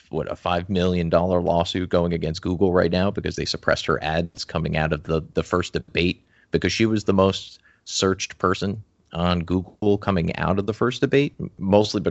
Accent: Morris County, New Jersey, United States; I'm from Morris County, I guess. Morris, I'm kind of just bordering on Essex.

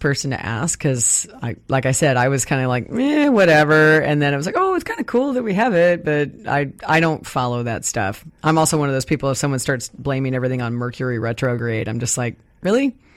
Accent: Midwest, United States; now in Puget Sound, United States; I grew up in the Midwest

